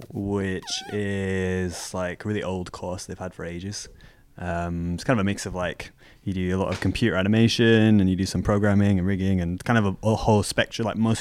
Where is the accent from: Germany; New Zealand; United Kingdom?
United Kingdom; Manchester, North West England; now in London, United Kingdom; No, so I moved from Manchester, then I went to uni in Bournemouth, right.